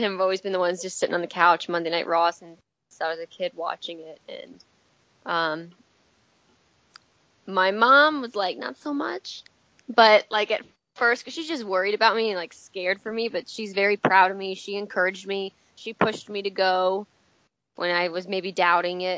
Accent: Hilton Head Island, South Carolina, United States; moved away as an adult; also born or lived in Parsippany, New Jersey; I was born in Jersey, Parsippany. Parents born and raised in Jersey their whole life, but I grew up in South Carolina, Beaufort County, Hilton Head Island area

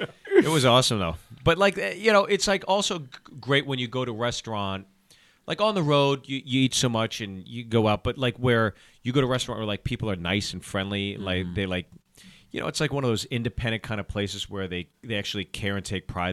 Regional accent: Pittsburgh, Pennsylvania, United States; also born or lived in New Jersey; Jersey, grew up in Pittsburgh.

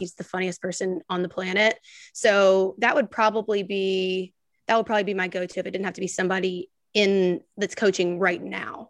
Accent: Memphis, Tennessee, United States; I'm from Memphis

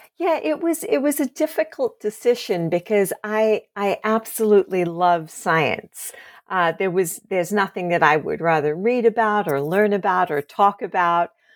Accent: Australia; moved away; I grew up in Australia

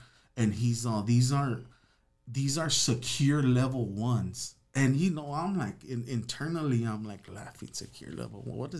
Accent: Los Angeles, California, United States; I'm from Los Angeles, so I'm a sureño.

